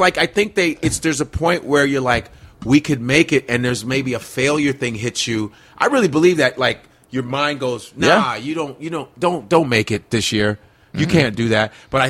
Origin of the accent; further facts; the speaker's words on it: Chicago, Illinois, United States; moved away; also born or lived in New York; I grew up around Wrigley Field. My high school is 15 minutes away from Wrigley Field.